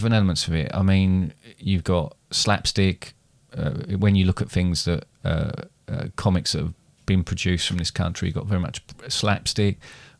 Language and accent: English; England, United Kingdom; Because we're English.